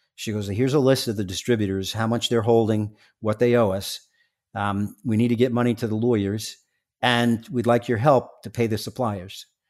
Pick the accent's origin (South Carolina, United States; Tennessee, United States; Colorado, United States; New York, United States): New York, United States; New York City; I'm from Staten Island.